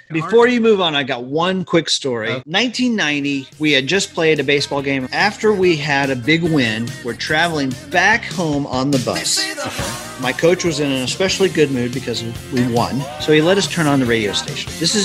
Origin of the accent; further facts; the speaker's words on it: Tulsa, Oklahoma, United States; I grew up in Tulsa, Oklahoma.